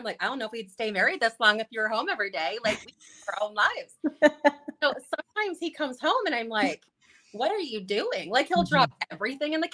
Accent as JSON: {"language": "English", "region": "California", "country": "United States", "also_born_or_lived": "Wisconsin / Coeur d'Alene, Idaho", "moved": "yes", "said": "I'm from California"}